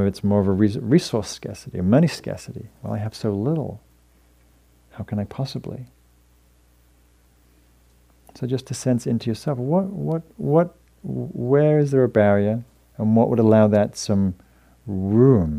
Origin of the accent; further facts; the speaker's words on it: United Kingdom; moved away as an adult; now in United States; I was also came from England, Northern England, in a working class family.